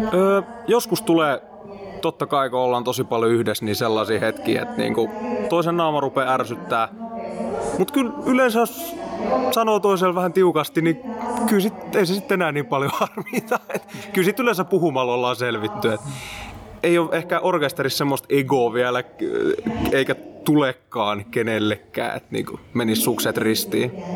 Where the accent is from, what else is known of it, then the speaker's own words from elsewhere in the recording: Mynämäki, Southwest Finland, Finland; mä ja meidän kiipparisti Siiri ollaan alun perin sieltä